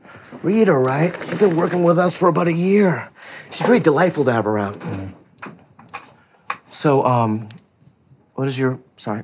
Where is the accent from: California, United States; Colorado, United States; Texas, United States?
California, United States; San Diego; No, you shit. I grew up in San Diego.